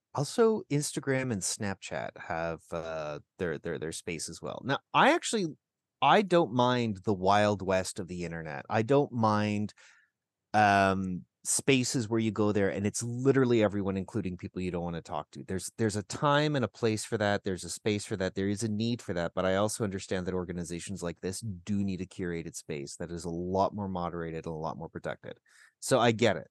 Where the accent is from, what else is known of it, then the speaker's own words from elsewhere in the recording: Burlington, Ontario, Canada; I grew up in Burlington. There's a lot of Latvians in Southern Ontario